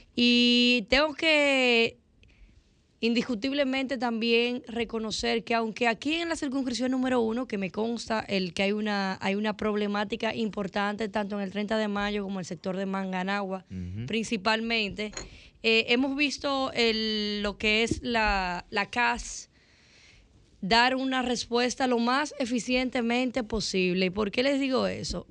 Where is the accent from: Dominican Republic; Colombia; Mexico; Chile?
Dominican Republic; nosotros los dominicanos, y hablo de los dominicanos porque soy dominicana y aquí que vivo